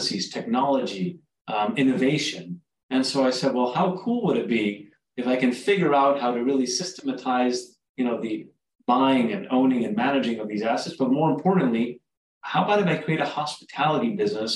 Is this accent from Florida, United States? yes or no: yes; South Florida, United States; also born or lived in Uruguay; I'm originally from Uruguay, South America. I grew up in South Florida